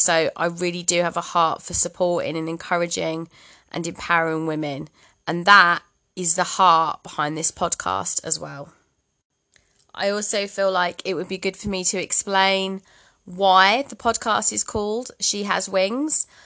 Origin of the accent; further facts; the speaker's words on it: Bromley, London, United Kingdom; moved away as an adult; also born or lived in Midlands; now in Cumbria, United Kingdom; I'm from London originally. Borderlines Kent, actually, Bromley Kent.